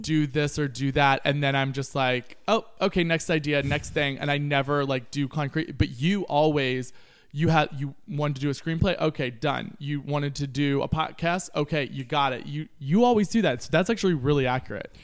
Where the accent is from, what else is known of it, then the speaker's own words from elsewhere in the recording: Kentucky, United States; moved away; I grew up in Kentucky.